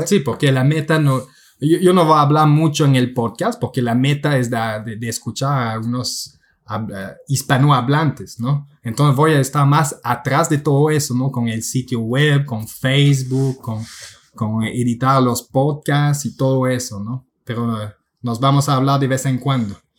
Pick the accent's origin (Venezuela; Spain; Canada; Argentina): Canada; Quebec; first language French; Spanish is a second language; Soy un canadiense de la parte francesa de Quebec, así que mi, mi primer idioma es el francés